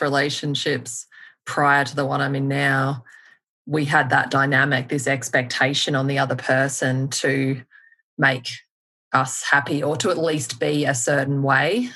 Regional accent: Melbourne, Victoria, Australia; now in United States; I'm from Melbourne

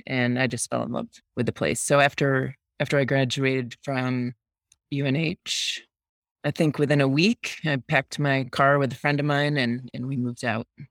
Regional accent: near Rochester, central upstate New York, United States; moved away as an adult; also born or lived in New Hampshire; now in Jackson, United States; I grew up in upstate New York, central upstate New York, about a half hour east of Rochester, a small town

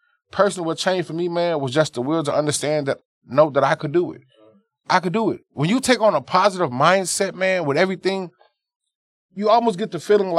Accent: the South, United States; how we were raised in the South with the different upbringings.

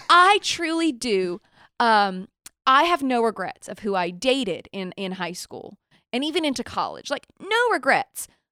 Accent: Nashville, Tennessee, United States; born or raised there; moved away

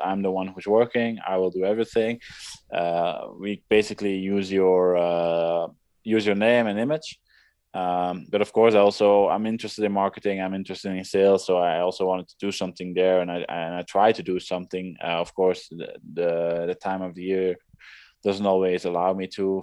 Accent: Leuven, Flanders, Belgium; 150 meters from where I grew up, uh, from my parents' wow. house

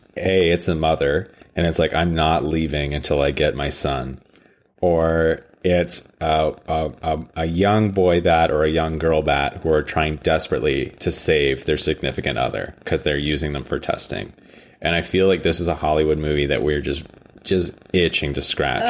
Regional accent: Canada; I'm Canadian

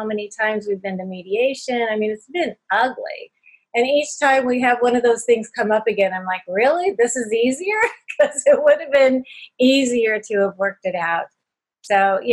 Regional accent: California, United States; moved away as an adult; now in Indiana, United States; we're from California

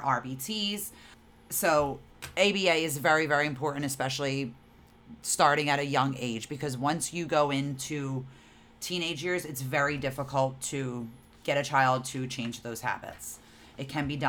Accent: New Jersey, United States; We're from New Jersey

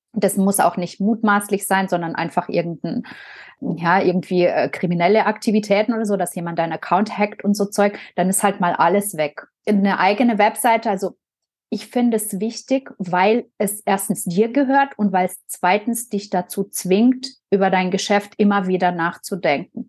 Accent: Biberach an der Riß, Baden-Württemberg, Germany; da, wo ich herkomme, aus Biberach

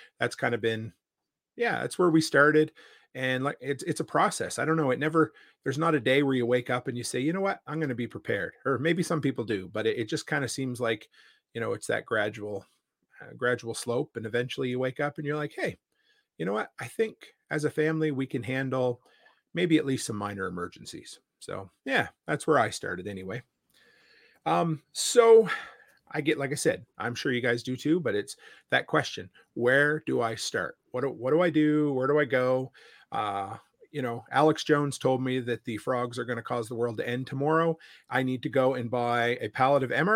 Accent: Nova Scotia, Canada; moved away as an adult; now in Alberta, Canada; growing up on the East Coast in Nova Scotia

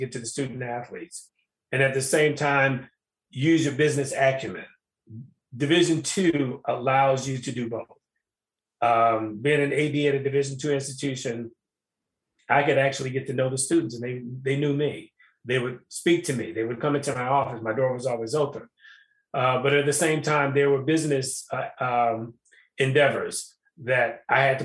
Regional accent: Chicago, Illinois, United States; I'm from Chicago. I'm from the city

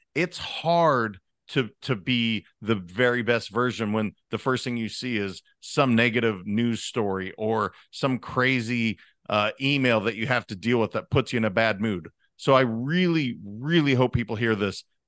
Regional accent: Montana, United States; I'm a kid from Montana.

